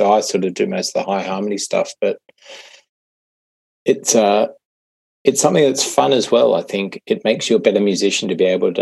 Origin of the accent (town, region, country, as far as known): Blue Mountains, Western Sydney, New South Wales, Australia; born or raised there; moved away as an adult; also born or lived in Ireland; now in Melbourne, Australia